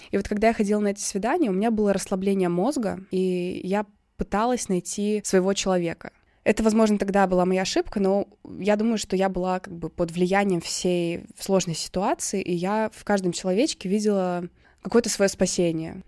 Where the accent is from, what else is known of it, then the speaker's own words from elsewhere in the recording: Russia; I'm from Russia